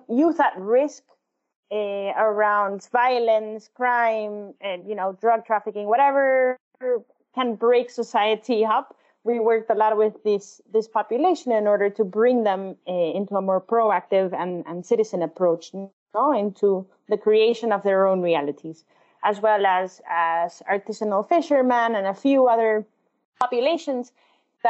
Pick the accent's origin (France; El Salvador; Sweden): El Salvador; moved away; I was born and raised in El Salvador